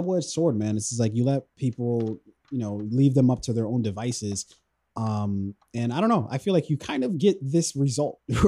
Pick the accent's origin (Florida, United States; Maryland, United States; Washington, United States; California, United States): Maryland, United States; Columbia; I grew up in Columbia, Maryland